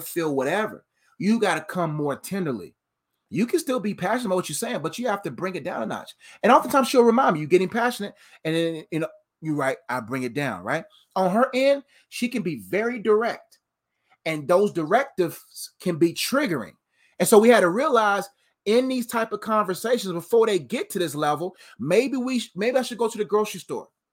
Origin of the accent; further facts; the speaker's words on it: Nigeria; I'm Nigerian